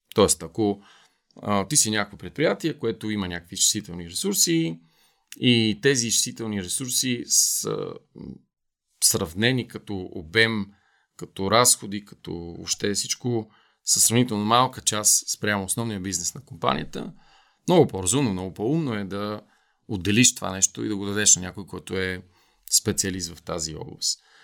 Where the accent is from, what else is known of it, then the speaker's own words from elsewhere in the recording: Bulgaria; като българи сме много горди